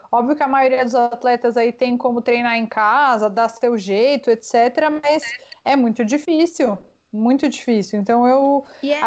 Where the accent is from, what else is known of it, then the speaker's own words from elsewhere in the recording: Brazil; now in Chile; eu posso sair se eu quiser ir para o Brasil porque eu sou brasileira